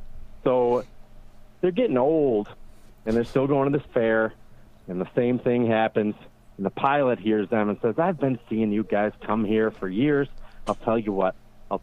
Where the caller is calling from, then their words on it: Buffalo, New York, United States; calling from Elmwood Village, Buffalo, New York.